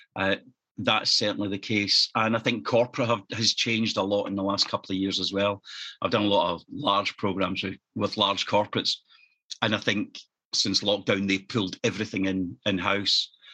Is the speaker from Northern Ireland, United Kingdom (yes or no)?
no; East Kilbride, Scotland, United Kingdom; also born or lived in Norwich / London / Leamington Spa / Farnborough; my hometown of East Kilbride, which is just 10 miles south of Glasgow